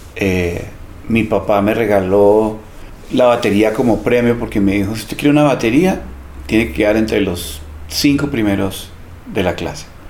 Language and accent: Spanish; Bogotá, Colombia; Yo crecí en Teusaquillo